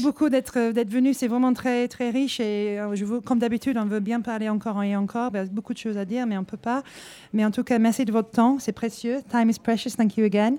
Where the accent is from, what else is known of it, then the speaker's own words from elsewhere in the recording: Hull, Yorkshire and the Humber, United Kingdom; French is a second language; moved away as an adult; now in France; ça fait 20 ans que je suis là. Je viens de Hull, normalement, dans le nord de l'Angleterre